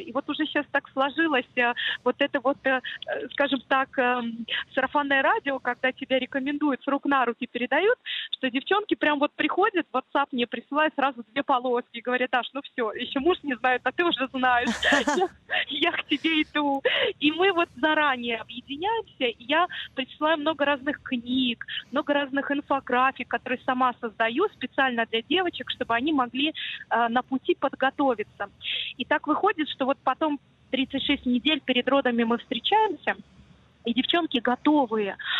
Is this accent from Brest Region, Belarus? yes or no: no; Minsk, Belarus; moved away; такой вот у нас Минск был маленький, я сама родом из Минска